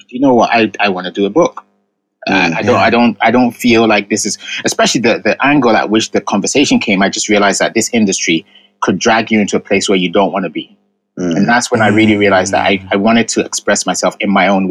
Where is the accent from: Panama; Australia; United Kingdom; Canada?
United Kingdom; England; first language Ga; also born or lived in Ghana; I was born in England, but my parents raised me speaking Ga.